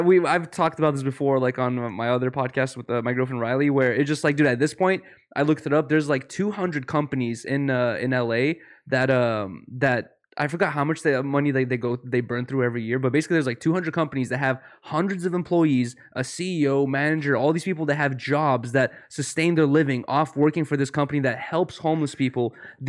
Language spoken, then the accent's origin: English; Russia; born there; Okay, no. So I was born in Russia